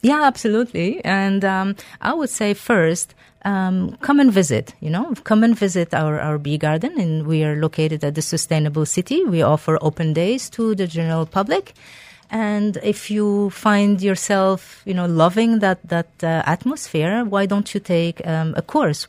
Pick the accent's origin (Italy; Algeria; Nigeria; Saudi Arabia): Algeria; moved away; I am originally from Algeria. a beautiful Mediterranean, uh, country